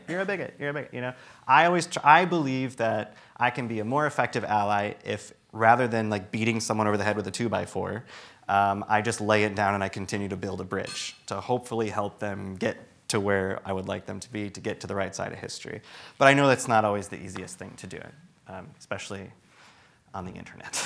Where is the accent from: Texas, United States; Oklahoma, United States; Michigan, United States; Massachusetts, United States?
Michigan, United States; Traverse City; I grew up in Traverse City, Michigan